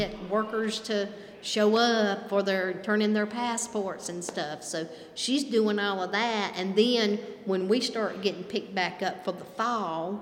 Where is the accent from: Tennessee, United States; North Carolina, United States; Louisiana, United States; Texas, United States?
North Carolina, United States; we in the North Carolina. We prime, and we're cigarette tobacco